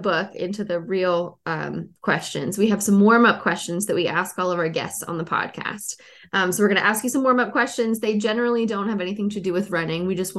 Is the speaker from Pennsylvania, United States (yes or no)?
yes; Pittsburgh, Pennsylvania, United States; now in Cleveland, Tennessee, United States; And I'm from Pittsburgh. I'm from Western Pennsylvania.